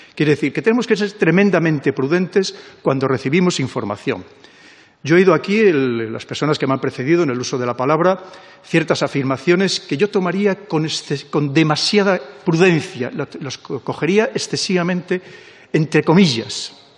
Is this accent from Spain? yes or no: yes; Spain